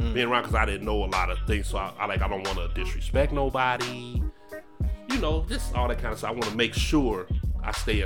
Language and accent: English; United States; I'm from America.